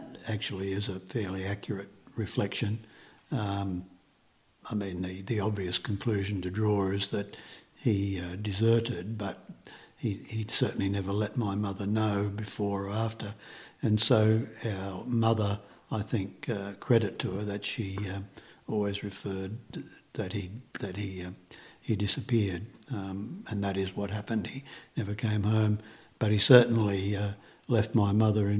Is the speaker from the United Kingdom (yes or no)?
no; Australia; I was born in 1950, less than a year after they arrived in Australia.